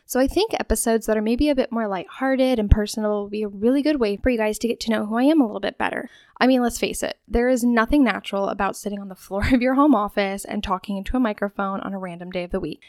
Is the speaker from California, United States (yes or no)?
no; Spokane, Washington, United States; also born or lived in Rosalia, Washington; I grew up in Rosalia, Washington, moving when I was five years old to Spokane